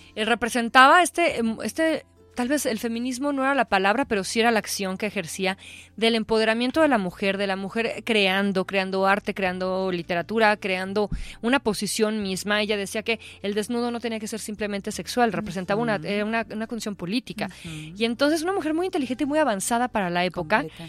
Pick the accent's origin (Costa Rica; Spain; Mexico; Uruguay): Mexico; nos podemos volver a unir como mexicanos